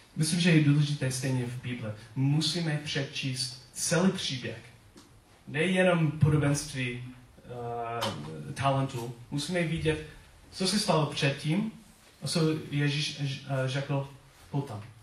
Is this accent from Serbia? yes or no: no; United States; accent: American; Czech is a second language; now in Czech Republic; svůj americký přízvuk